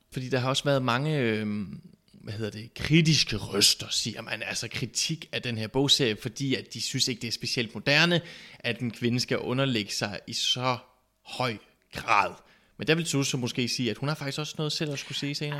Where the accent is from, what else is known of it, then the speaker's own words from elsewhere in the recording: Southern Jutland, Southern Denmark, Denmark; vi kommer jo fra Sønderjylland